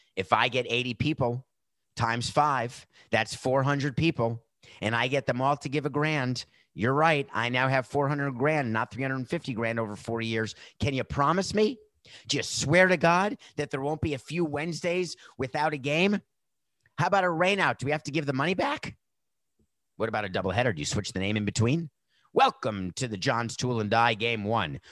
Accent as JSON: {"language": "English", "town": "Milwaukee", "region": "Wisconsin", "country": "United States", "tie": "born or raised there", "said": "I was born in Milwaukee"}